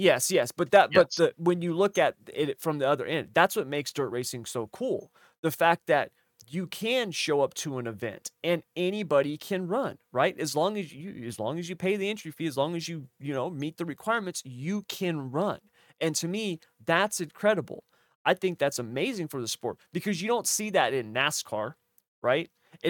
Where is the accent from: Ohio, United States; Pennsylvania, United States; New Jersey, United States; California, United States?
California, United States; Southern California makes the whole state look bad, at least in my opinion. And that's because I'm from the North